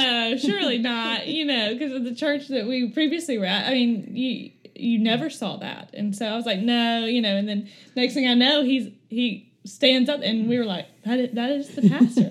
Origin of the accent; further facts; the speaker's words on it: Florence, Alabama, United States; moved away as an adult; now in Birmingham, United States; I am originally from Florence, Alabama, which is about two hours north from here. I grew up playing every sport